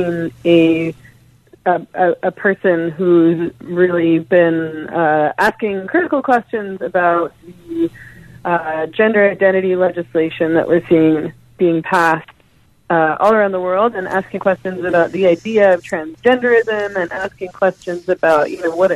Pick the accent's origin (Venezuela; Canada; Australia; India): Canada; I'm Canadian, so that's why I'm talking about a Canadian context.